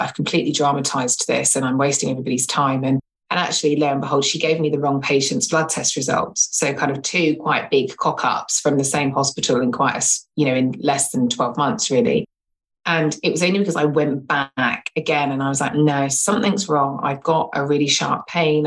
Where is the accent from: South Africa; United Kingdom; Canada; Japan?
United Kingdom; England; now in London, United Kingdom; I live in London, born and bred in London. Well, actually, born in England and have been in London for like donkey's years